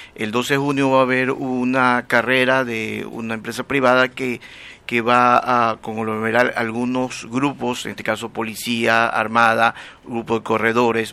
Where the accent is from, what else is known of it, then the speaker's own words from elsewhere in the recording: Guayaquil, Guayas, Ecuador; now in Durán, Ecuador; yo soy guayaquileño, pero ya tengo algún tiempo trabajando y viviendo en Durán ahorita